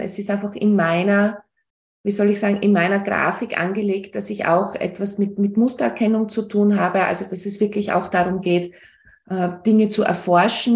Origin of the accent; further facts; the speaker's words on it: Austria; bei uns in Österreich